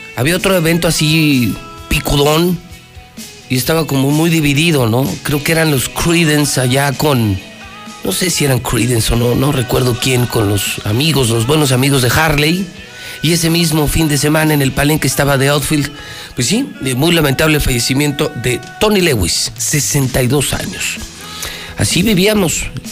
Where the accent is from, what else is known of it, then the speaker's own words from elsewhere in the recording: Aguascalientes, Mexico; de los que sí nacimos aquí, crecimos aquí y queremos Aguascalientes